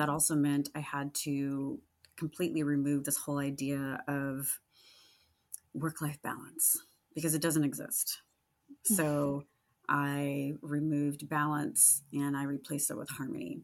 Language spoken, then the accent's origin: English; Sacramento, California, United States; Sacramento, and that's my hometown